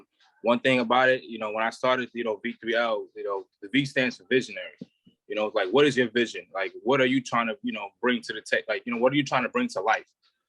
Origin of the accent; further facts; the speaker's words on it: New York City, New York, United States; I'm from Brooklyn, New York, born and raised and you know, one of the like Brownsville and stuff like that.